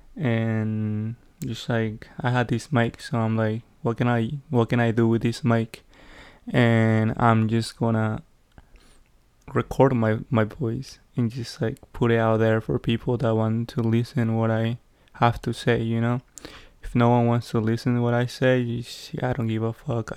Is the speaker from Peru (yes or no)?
yes; Peru; English is a second language; now in United States; growing up in Peru